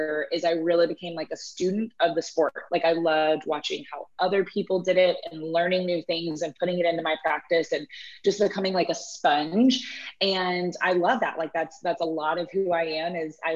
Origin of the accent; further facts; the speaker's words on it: Houston, Texas, United States; I grew up in Houston as well